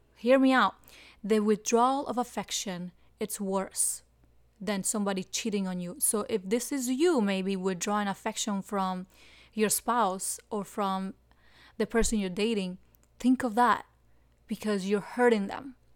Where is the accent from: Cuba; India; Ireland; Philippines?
Cuba; moved away as an adult; now in South Florida, United States; I came from Cuba in two thousand one, and I came hiding in the engine room